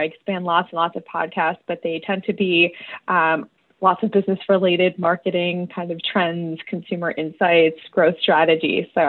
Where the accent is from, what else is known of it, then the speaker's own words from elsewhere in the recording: Skaneateles, New York, United States; I am from Skinny Atlas, New York, here in the beautiful upstate region of Big New York State.